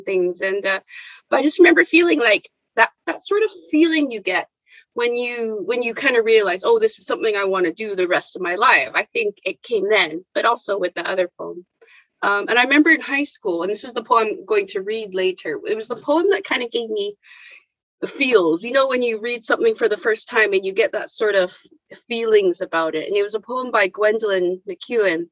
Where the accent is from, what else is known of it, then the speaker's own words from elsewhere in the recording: Vancouver, British Columbia, Canada; moved away as an adult; now in Edinburgh, United Kingdom; I'm the youngest of four girls growing up in Vancouver, which was wonderful.